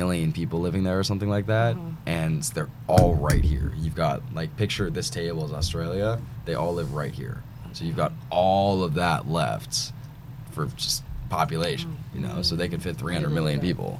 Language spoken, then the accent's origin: English; Fairfield County, Connecticut, United States; No, I'm from Fairfield County. So we're like probably half an hour from the city.